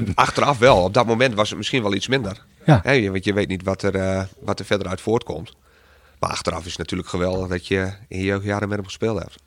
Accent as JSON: {"language": "Dutch", "town": "Bedum", "region": "Groningen", "country": "Netherlands", "said": "ik uit Bedem kom"}